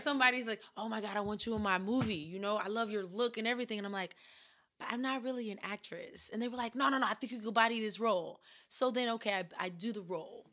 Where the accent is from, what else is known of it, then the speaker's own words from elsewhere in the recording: the South, United States; growing up in the South